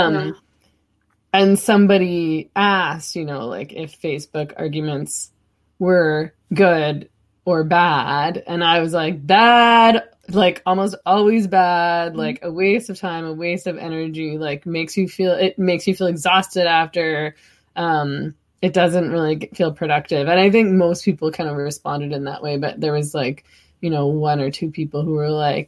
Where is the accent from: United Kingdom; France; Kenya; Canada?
Canada; Vancouver, British Columbia; I was born over on Commercial